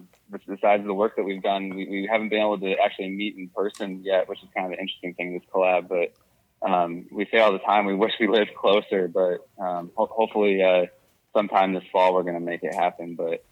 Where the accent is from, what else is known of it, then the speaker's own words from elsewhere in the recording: New York, United States; I tell people I'm from New York and everybody will assume the city, but in reality, we're a 6-hour car ride from there. We're actually about 45 minutes to the east of Buffalo.